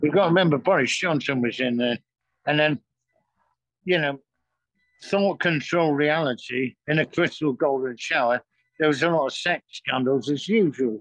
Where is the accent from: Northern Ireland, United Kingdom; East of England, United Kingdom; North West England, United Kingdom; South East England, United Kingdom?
North West England, United Kingdom; Manchester; moved away as an adult; now in London, United Kingdom; we're both from Manchester and we all live around here.